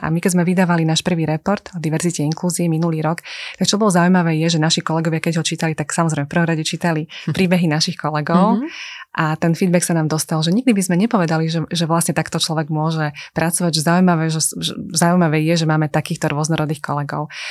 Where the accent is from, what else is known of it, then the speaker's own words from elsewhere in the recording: Slovakia; My sme Slováci s veľkým otvoreným srdcom